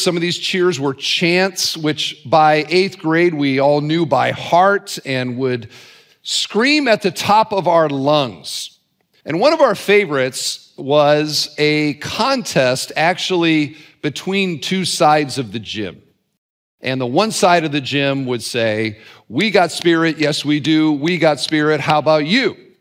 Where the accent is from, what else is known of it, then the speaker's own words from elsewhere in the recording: Cedar Falls, Iowa, United States; now in Northwest Indiana, United States; I grew up in Cedar Falls, Iowa, and I uh, attended Holmes Junior High School